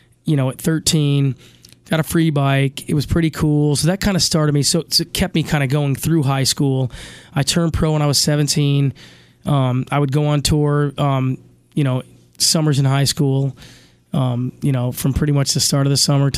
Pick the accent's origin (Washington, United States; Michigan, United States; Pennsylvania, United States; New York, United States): New York, United States; Chittenango; I grew up in Chittenango, New York, 20 miles east of Syracuse